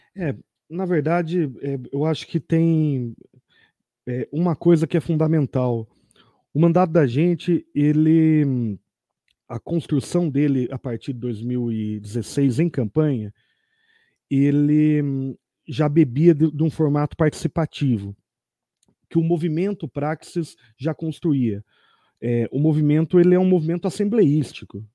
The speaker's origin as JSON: {"language": "Portuguese", "town": "Tatuí", "region": "São Paulo", "country": "Brazil", "tie": "born or raised there", "accent": "caipira", "said": "eu adentrei como um bom tatuiano no Conservatório Tatuí em 1999"}